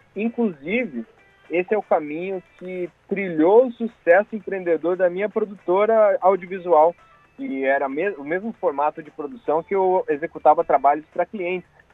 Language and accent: Portuguese; Curitiba, Paraná, Brazil; eu sou curitibano